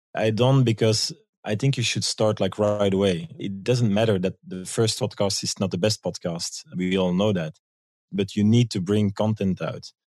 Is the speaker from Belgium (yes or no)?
yes; Belgium; moved away as an adult; now in New York, United States; I'm from Belgium